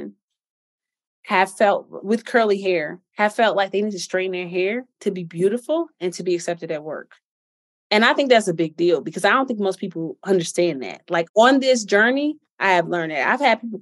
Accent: Chicago, Illinois, United States; I'm from Chicago

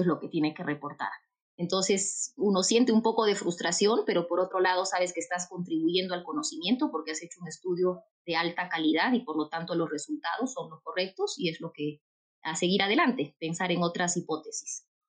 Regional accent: Urubamba, Cusco, Peru; Yo soy cusqueña y toda mi vida he vivido en el Cusco, en Urubamba

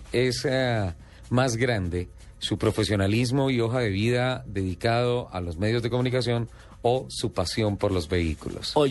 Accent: Tolima, Colombia; yo soy más tolimense que usted.

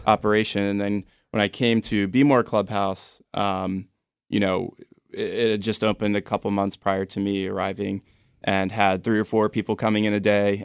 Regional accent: Annapolis, Maryland, United States; also born or lived in Baltimore; I grew up in the Annapolis area

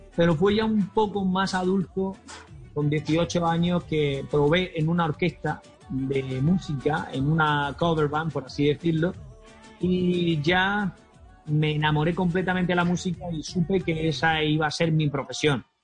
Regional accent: Almería, Andalusia, Spain; mi tierra natal, a Almería

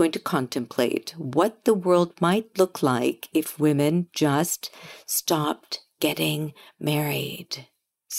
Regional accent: United States; Growing up in America

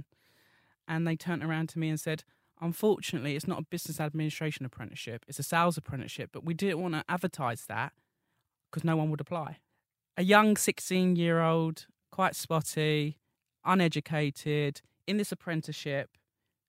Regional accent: Essex, East of England, United Kingdom; I'm from Essex

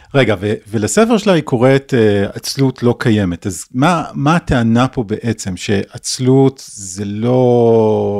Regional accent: Israel; לנו כישראלים

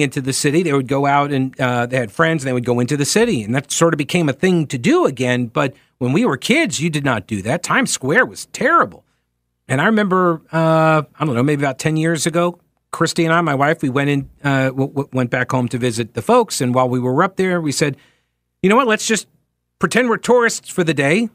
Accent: New York, United States; moved away as an adult; I grew up in New York. I mean, I was, you know, forty miles from the city

